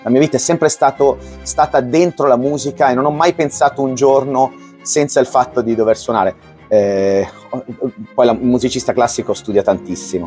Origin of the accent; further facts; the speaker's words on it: Palermo, Sicily, Italy; now in Como, Italy; sono di Como acquisito perché sono nato a Palermo. Ci tengo molto perché le mie, le mie origini sono siciliane.